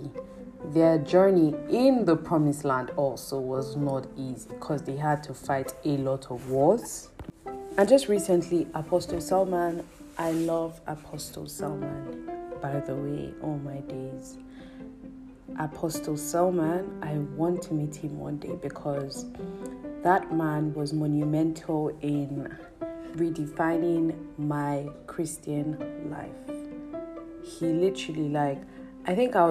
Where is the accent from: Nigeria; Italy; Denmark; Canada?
Nigeria; as a Nigerian living in Nigeria.